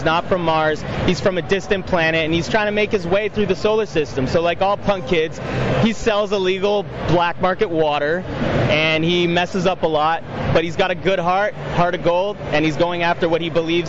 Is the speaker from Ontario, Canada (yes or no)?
yes; Toronto, Ontario, Canada; I'm from Toronto, Ontario, so Canada.